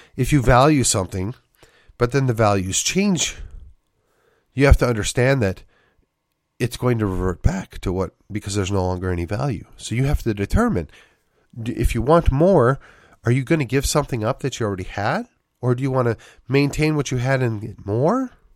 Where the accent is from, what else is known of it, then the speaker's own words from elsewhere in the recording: Wisconsin, United States; moved away; also born or lived in McKinney; growing up in Wisconsin